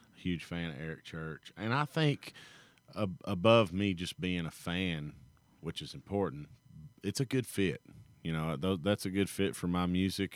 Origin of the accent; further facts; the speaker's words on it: Kentucky, United States; it's in my hometown